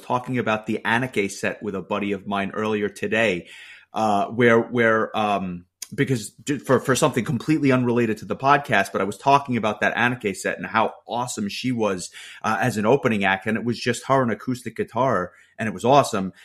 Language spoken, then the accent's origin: English; New York, United States; a New Yorker